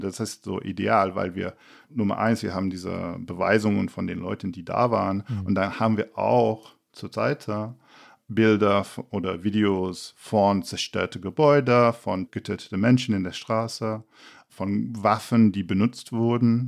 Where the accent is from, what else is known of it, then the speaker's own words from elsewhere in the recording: England, United Kingdom; German is a second language; moved away; als Engländer